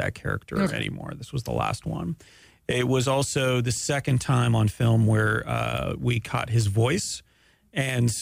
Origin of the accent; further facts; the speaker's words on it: Canada; I'm Canadian